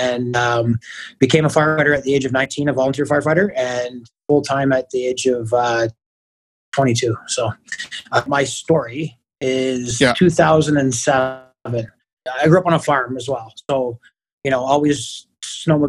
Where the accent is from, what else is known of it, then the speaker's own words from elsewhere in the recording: Kingston, Ontario, Canada; Born and raised in Kingston, and obviously stayed here to become a firefighter